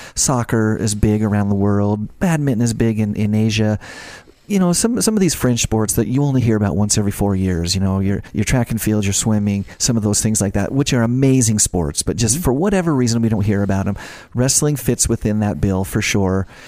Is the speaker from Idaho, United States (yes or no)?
yes; Ashton, Idaho, United States; I grew up in Idaho. I went to North Fremont High School in Ashton, Idaho